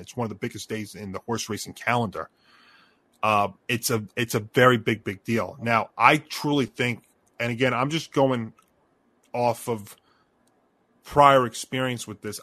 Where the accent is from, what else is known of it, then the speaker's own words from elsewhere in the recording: Elmont, New York, United States; moved away as an adult; my hometown, where I used to, where I spent the first 25 years of my life